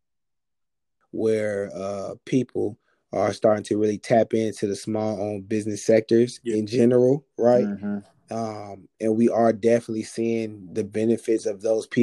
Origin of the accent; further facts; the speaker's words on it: Charlotte, North Carolina, United States; co-founder of Ascend Apparel LLC, born and raised here in Charlotte, North Carolina